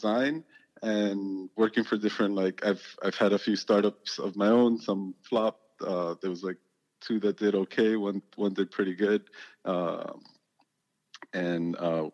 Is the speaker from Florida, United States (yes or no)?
yes; Hialeah, Florida, United States; moved away as an adult; also born or lived in Miami; I came from Hialeah. I grew up there.